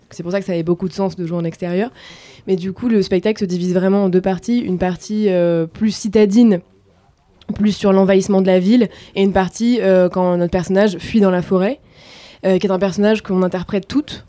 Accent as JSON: {"language": "French", "area": "Var", "region": "Provence-Alpes-Côte d'Azur", "country": "France", "said": "je viens du sud de la France, du Var"}